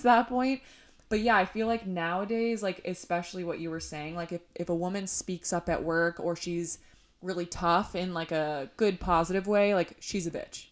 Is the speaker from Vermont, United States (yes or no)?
no; Illinois, United States; now in Los Angeles, United States; growing up in Illinois